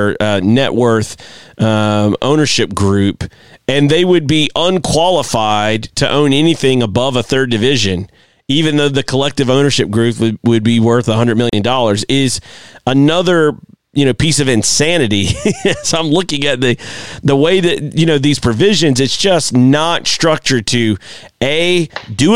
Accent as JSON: {"language": "English", "country": "United States", "said": "as an American"}